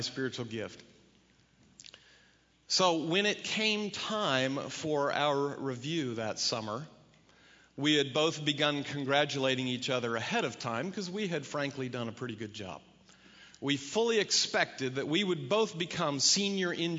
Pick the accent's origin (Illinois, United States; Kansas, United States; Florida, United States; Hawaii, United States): Kansas, United States; moved away; I was from Kansas